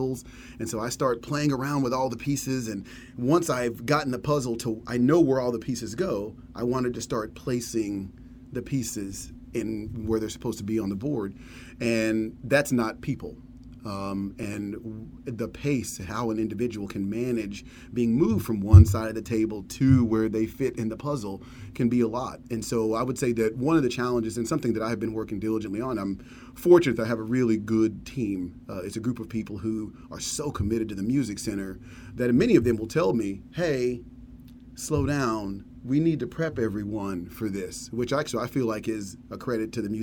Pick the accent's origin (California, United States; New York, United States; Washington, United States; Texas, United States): Texas, United States; Dallas; a segregated area in a small town just north of Dallas, and growing up in Dallas